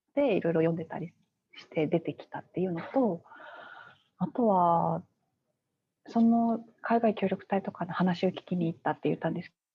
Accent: Fukuoka, Japan; moved away as an adult; now in Tokyo, Japan; 生まれも育ちも福岡で、えー、就職から東京に出てきて

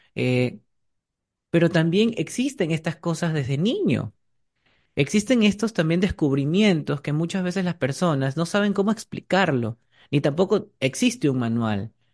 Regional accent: Ecuador; como ecuatorianos

